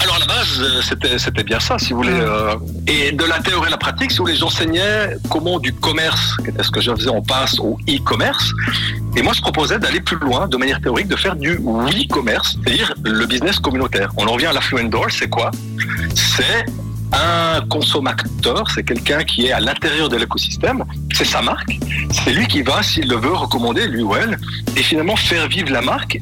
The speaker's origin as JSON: {"language": "French", "town": "La Chaux-de-Fonds", "region": "Neuchâtel", "country": "Switzerland", "tie": "born or raised there", "said": "je suis né plus précisément à Chaux-de-Fonds"}